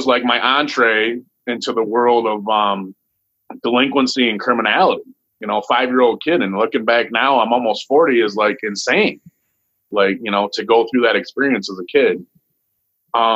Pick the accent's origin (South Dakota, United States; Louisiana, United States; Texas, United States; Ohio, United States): Ohio, United States; Toledo; I was born in Toledo, Ohio, and my mama lived in the projects